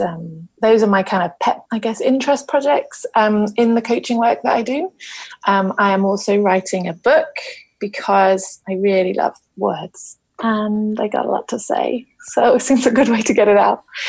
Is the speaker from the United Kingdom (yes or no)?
yes; London, United Kingdom; moved away as an adult; now in Issaquah, United States; I'm a South Londoner and I currently live in Issaquah on the beautiful west coast of North America